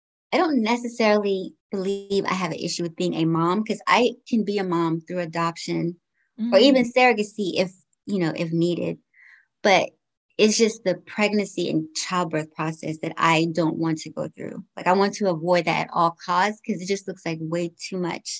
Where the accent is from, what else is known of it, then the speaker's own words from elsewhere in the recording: United States; also born or lived in Georgetown, Guyana; I came to the States when I was 5 years old. So I've been here for quite some time now. I grew up here